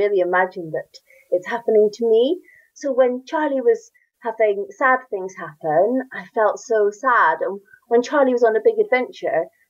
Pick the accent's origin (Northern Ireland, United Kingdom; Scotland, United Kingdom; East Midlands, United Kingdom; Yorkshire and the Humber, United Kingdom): Northern Ireland, United Kingdom; accent: Northern Irish; you can hear from my accent, I'm Northern Irish and I grew up in Northern Ireland